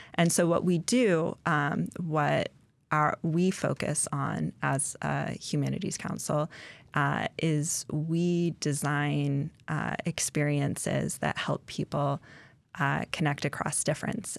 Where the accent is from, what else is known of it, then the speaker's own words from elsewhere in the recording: Indianapolis, Indiana, United States; now in Alaska, United States; I grew up in Indianapolis